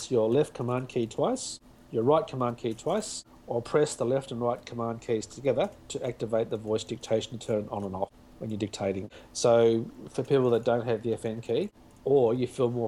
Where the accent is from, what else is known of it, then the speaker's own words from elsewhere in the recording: Australia; accent: Australian; me with my Australian accent